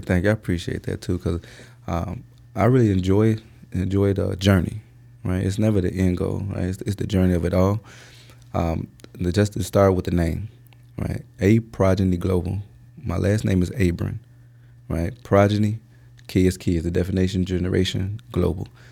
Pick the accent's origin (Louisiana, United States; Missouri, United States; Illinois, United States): Illinois, United States; Chicago; also born or lived in Indiana / Bolingbrook, Illinois; I'm from the Chicagoland area, and I say that because, uh, uh, originally we're from Roseland.